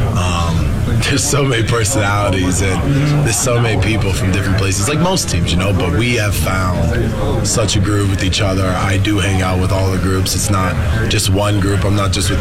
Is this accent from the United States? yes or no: yes; Florida, United States; moved away as an adult; also born or lived in North Jersey / Regina; now in Toronto, Canada; I was raised in Florida